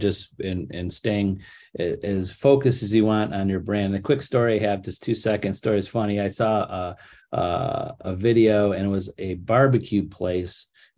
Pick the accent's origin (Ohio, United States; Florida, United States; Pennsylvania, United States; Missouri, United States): Ohio, United States; Cleveland; I can't sell in Columbus. I'm from Cleveland. I have no idea what that market is.